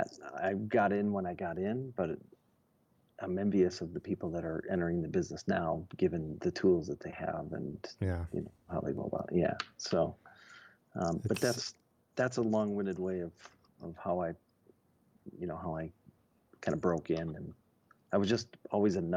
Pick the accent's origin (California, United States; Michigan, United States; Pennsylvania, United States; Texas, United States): Michigan, United States; Detroit; I grew up in Detroit.